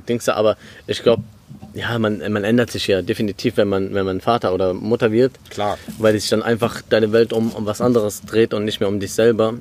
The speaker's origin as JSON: {"language": "German", "town": "Krombach", "country": "Germany", "tie": "born or raised there", "moved": "yes", "said": "ich bin in Krombach aufgewachsen."}